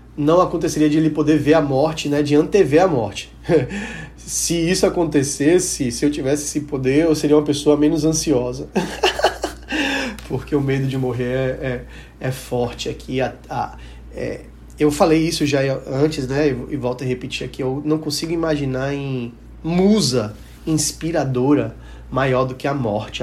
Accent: Salvador, Bahia, Brazil; eu sou soteropolitano, nascido e criado e vivi minha vida inteira nessa cidade

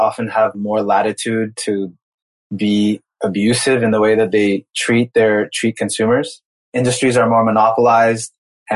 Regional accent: United States; moved away as an adult; also born or lived in Brazil; I grew up in the United States

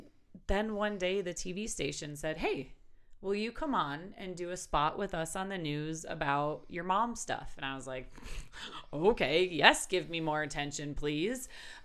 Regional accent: Milwaukee, Wisconsin, United States; moved away as an adult; now in Wyoming, United States; And I started blogging because I'm originally from Milwaukee, Wisconsin. There's that accent there. And I moved out to Wyoming to attend the University of Wyoming, which was totally a fluke.

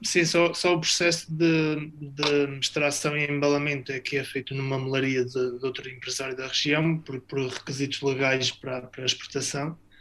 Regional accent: Trás-os-Montes, Norte, Portugal; moved away as an adult; also born or lived in Vila Real / Luxembourg; now in Vila Pouca de Aguiar, Portugal; eu é que sou de, de natural de Trás-Montes

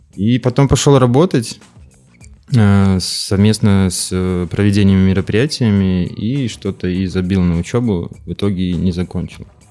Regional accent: Farinovo, Vitebsk Region, Belarus; я родился под Полоцком в деревне, ну, это городской поселок, Фариново называется

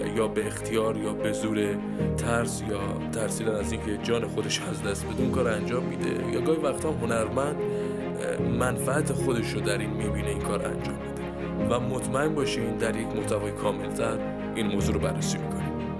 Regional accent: Kerman, Kerman Province, Iran; در استان خودمون یعنی استان کرمان و شهر خودمون یعنی شهر کرمان

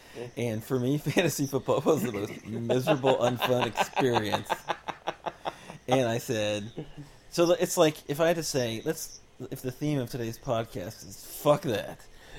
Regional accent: Florida, United States; also born or lived in Melbourne, Florida; we're from Florida and we've been through hurricanes

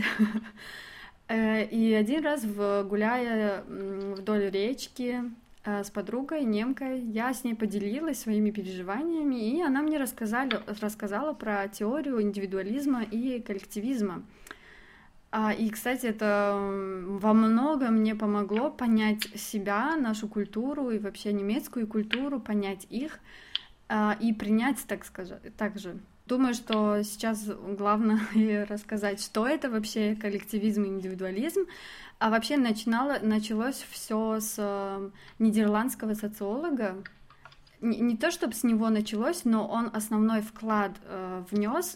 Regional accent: Dushanbe, Tajikistan; я из Душамбе

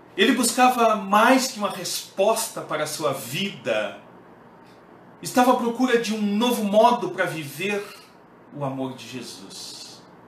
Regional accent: Pelotas, Rio Grande do Sul, Brazil; sou da cidade de Pelotas, Rio Grande do Sul

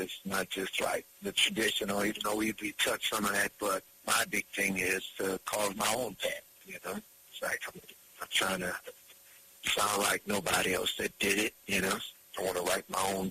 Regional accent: Lancaster, Louisiana, United States; my hometown, Lancaster, Louisiana.

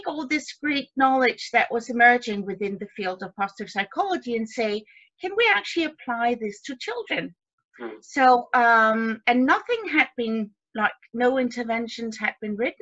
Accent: Denmark; my background is I'm from Denmark. I live in Denmark.

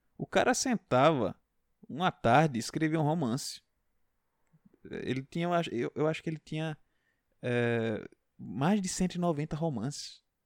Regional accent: Pernambuco, Brazil; não digo que sou pernambucano, até disfaço um pouco meu sotaque

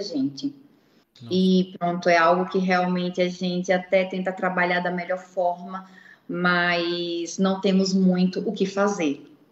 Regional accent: Recife, Pernambuco, Brazil; moved away; o Recife, né, que é a minha terra

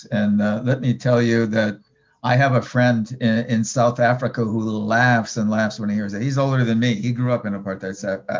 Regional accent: Israel

